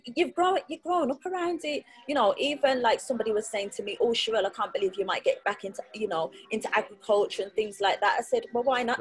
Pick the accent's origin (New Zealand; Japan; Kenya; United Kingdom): United Kingdom; Birmingham, West Midlands; I was born in Birmingham